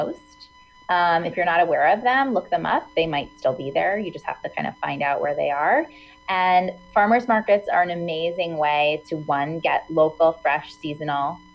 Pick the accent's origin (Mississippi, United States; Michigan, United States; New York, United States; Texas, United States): New York, United States; Hudson Valley; now in New York City, United States; I grew up in the Hudson Valley, which is about an hour and a half north of New York City